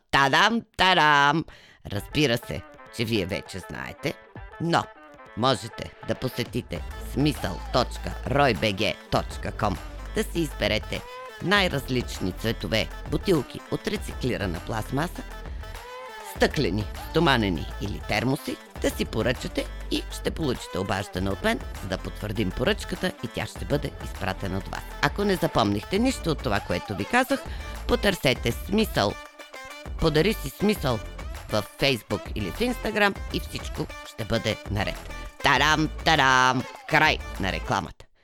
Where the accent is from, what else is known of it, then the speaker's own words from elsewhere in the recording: Bulgaria; Пък аз съм българка. Родена съм в България. Живяла съм целия си живот в България. Няма как да не съм българка.